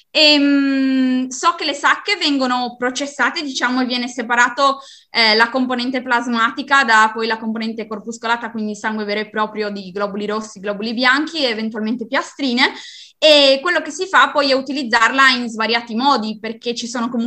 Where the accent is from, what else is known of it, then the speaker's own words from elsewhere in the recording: Fagagna, Friuli-Venezia Giulia, Italy; Io vengo da Fagagna, in provincia di Udine.